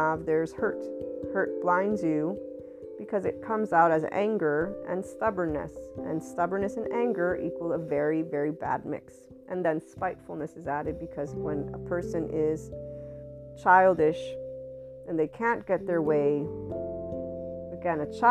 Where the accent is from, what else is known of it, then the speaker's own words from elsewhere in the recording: United States; I'm from the West, Italian American